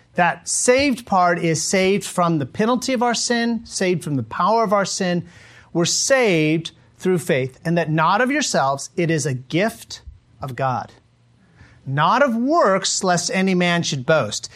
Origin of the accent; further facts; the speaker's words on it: United States; moved away as an adult; also born or lived in Mongolia; I'm an American